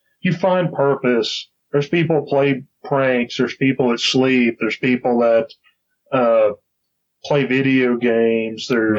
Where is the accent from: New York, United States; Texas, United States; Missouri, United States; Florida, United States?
Texas, United States; Rah, rah, rah, I'm from Texas.